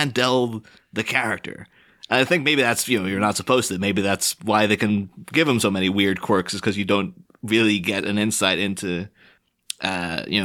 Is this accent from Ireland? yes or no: yes; Ireland; I've grew up on the Northern Irish border